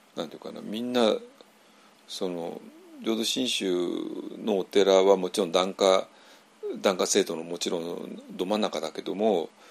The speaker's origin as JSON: {"language": "Japanese", "region": "Tokyo", "country": "Japan", "tie": "born or raised there", "moved": "as an adult", "said": "東京育ちの私"}